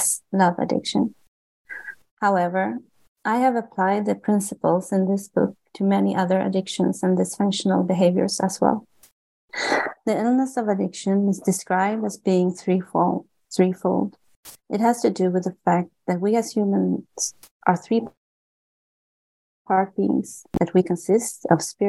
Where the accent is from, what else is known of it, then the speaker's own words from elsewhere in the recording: Sweden; I was born and raised in Sweden, which is one of the most agnostic and atheistic countries on the globe